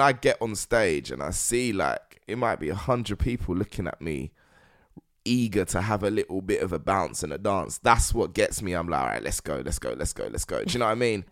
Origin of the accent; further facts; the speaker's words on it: London, United Kingdom; being a Londoner, before being black, Nigerian